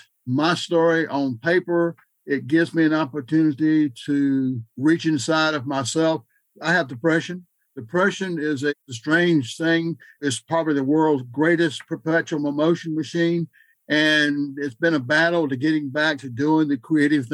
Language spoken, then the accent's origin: English; Wilson, North Carolina, United States; My hometown was Wilson, North Carolina